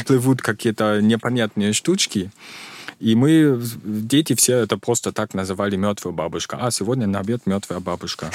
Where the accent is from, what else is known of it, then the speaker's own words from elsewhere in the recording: Mecklenburg-Vorpommern, Germany; Russian is a second language; moved away as an adult; now in Russia; в этом регионе, откуда я, Мекленбург, предпомерания